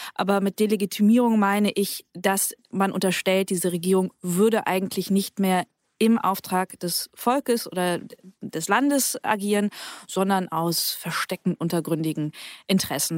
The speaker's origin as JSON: {"language": "German", "region": "Bremen", "country": "Germany", "tie": "born or raised there", "moved": "yes", "lives_now": "Berlin, Germany", "said": "Ich bin selbst in Bremen aufgewachsen und zur Schule gegangen"}